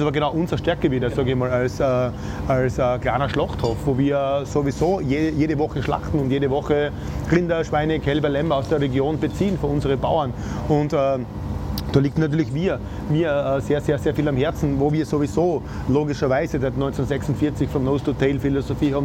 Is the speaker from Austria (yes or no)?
yes; Styria, Austria; accent: Styrian dialect; Ich bemühe mich nicht zu so sehr im Dialekt zu sprechen, weil sonst der, unser steirischer Dialekt ist ein bisschen.